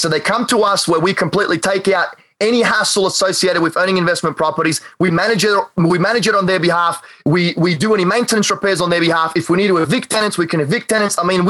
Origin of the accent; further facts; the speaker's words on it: North Carolina, United States; I'm actually not. I'm from North Carolina.